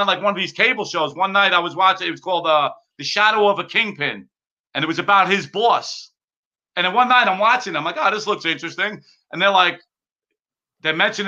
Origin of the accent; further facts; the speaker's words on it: New York City, New York, United States; I grew up in the Bronx